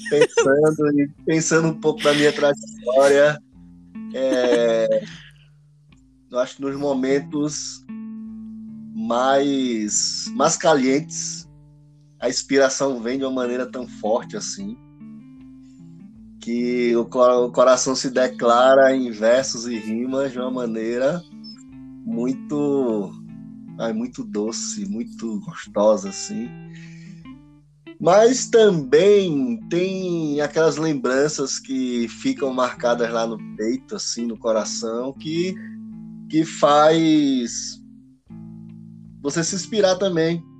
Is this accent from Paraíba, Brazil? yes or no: no; Pernambuco, Brazil; now in Guarulhos, Brazil; para nós somos pernambucano